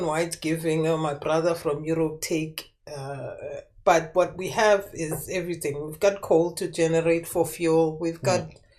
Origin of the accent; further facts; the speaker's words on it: South Africa; as a South African